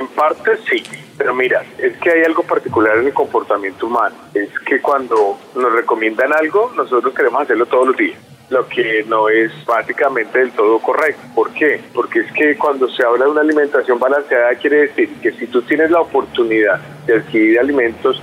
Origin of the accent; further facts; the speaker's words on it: Colombia; aquí en Colombia